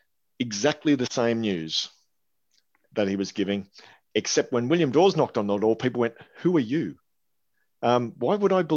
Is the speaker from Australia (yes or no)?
yes; Australia; I'm Australian.